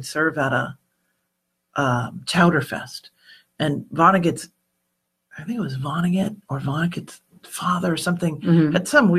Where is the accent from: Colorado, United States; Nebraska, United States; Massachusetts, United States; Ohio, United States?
Massachusetts, United States; I grew up in Irish New England, you know, and so in Massachusetts